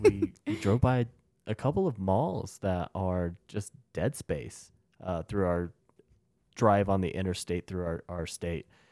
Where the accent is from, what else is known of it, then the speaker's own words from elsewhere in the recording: United States; As American